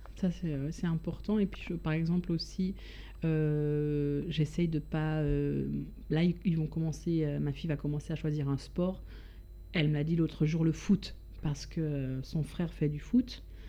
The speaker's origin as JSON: {"language": "French", "country": "Switzerland", "moved": "as an adult", "lives_now": "France", "said": "j'ai quitté la Suisse il y a quand même maintenant pas mal, pas mal d'années, 17 ans oui."}